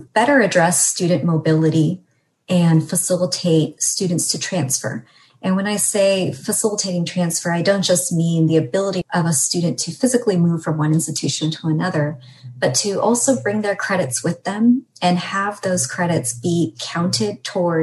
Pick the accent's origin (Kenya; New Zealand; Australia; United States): United States; California; as a Californian